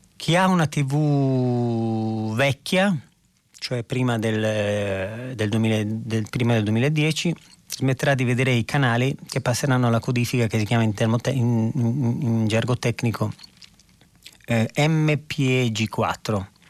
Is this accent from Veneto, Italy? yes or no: yes; Verona, Veneto, Italy; quando ero ragazzino ero a Verona